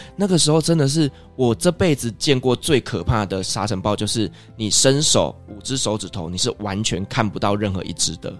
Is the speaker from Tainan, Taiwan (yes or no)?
no; Kaohsiung, Taiwan; now in Taipei, Taiwan; 我是从高雄上来的一个小孩